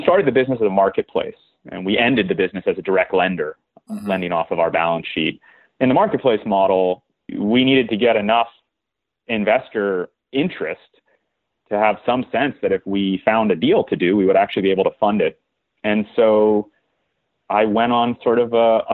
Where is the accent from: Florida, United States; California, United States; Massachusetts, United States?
California, United States; Southern; moved away as an adult; I grew up in Southern California, the son of an entrepreneur